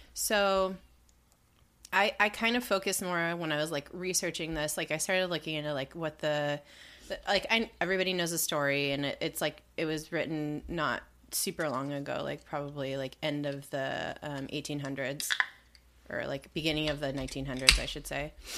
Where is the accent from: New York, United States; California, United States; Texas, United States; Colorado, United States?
California, United States; Southern; when I was a kid in the nineties, man, that was my shit growing up in Southern California.